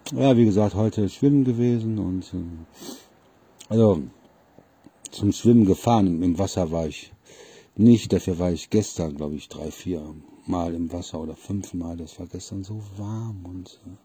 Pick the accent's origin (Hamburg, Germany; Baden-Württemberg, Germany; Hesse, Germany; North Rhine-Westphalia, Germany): North Rhine-Westphalia, Germany; Solingen; also born or lived in Wermelskirchen; von Solingen, wo ich ja eigentlich herkommen, also geboren in Wermelskirchen